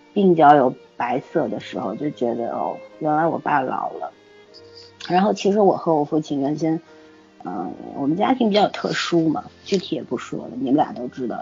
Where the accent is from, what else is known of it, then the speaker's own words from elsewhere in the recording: China; 我们中国人